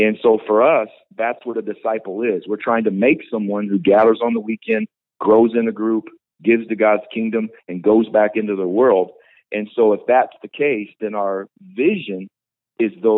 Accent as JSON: {"language": "English", "region": "Indiana", "country": "United States", "also_born_or_lived": "Tulsa, Oklahoma", "moved": "yes", "lives_now": "Visalia, United States", "said": "I'm from Indiana"}